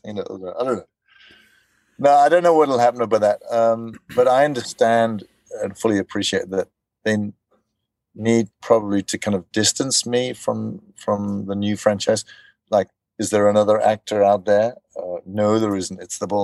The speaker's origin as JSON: {"language": "English", "country": "South Africa", "moved": "as an adult", "lives_now": "Denmark", "said": "I'm from South Africa."}